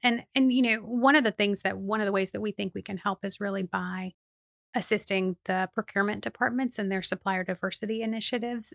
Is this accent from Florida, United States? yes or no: yes; Plant City, Florida, United States; also born or lived in Lakeland; I am a native Floridian, which is a strange thing, I think, sometimes, but I was, um, born and raised in Plant City